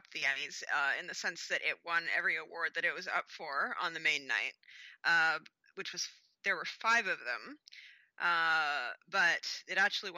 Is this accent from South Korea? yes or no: no; Canada; I am Canadian